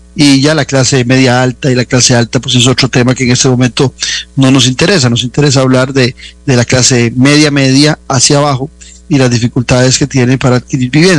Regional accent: Costa Rica; nuestra dieta particular como costarricenses

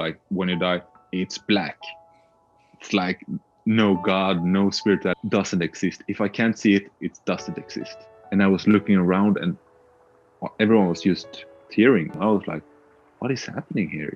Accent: Sweden; also born or lived in Australia; I'm Swedish, born and raised in Sweden

